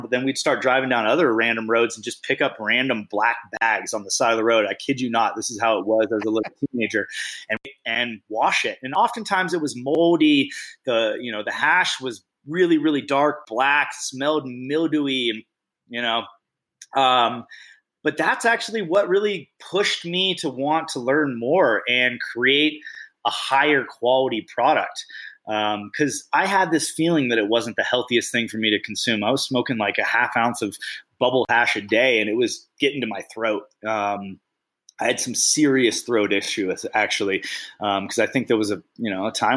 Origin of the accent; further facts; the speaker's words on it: Bay Area, California, United States; moved away; I grew up in the Bay Area. About half my life spent in the Bay Area